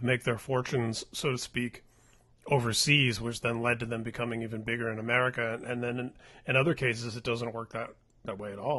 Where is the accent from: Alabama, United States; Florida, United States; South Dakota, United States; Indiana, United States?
Indiana, United States; Indianapolis; my hometown in Indy